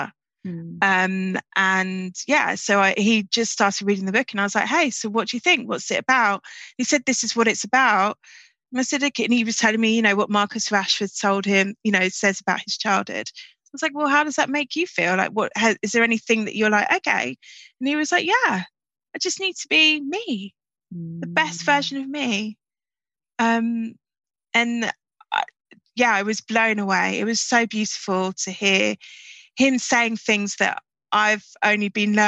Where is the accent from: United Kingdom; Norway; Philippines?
United Kingdom; London; also born or lived in Islington; I grew up in Peckham and I went to primary school in pre-gentrified Islington.